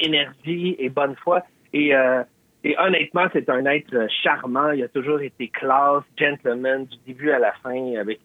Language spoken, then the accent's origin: French; Quebec, Canada; On est des Québécois